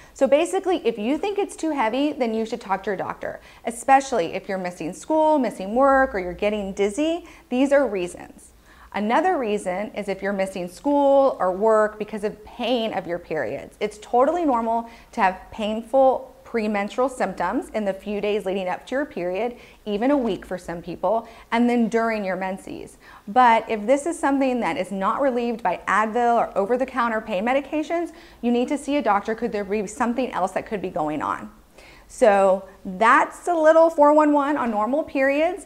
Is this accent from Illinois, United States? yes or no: no; Texas, United States; I was growing up in Texas